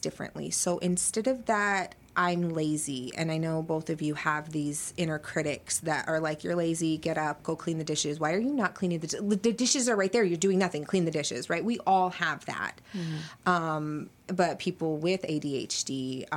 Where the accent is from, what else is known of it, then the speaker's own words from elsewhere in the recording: United States; As an American child